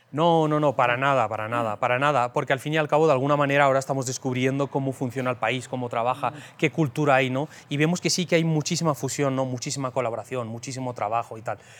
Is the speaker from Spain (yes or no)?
yes; Spain; moved away as an adult; now in Mexico; somos españoles, acabamos de llegar